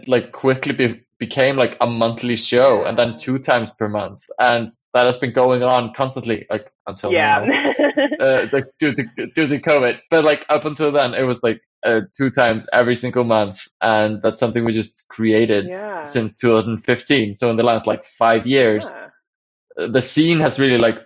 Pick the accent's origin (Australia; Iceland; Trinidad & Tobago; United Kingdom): Iceland; Akureyri, Northeastern Region; I grew up in Akureyri, which is like a small town in the north of Iceland